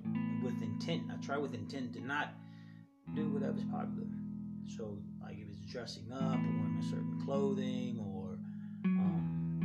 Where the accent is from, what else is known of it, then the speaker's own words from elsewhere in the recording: Los Angeles, California, United States; I'm from South Central LA, and I'm a proud LA native